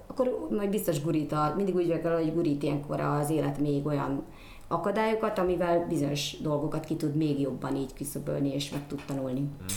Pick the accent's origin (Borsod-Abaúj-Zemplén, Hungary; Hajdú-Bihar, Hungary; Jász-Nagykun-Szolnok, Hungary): Jász-Nagykun-Szolnok, Hungary; Szolnok; én érdemes voltam arra, hogy ott születtem